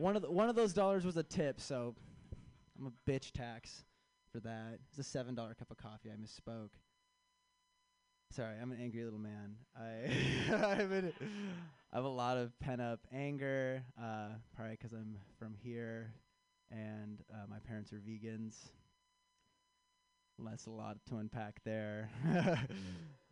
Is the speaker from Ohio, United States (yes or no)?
no; Chicago, Illinois, United States; I am from Chicago. I'm back in town for this festival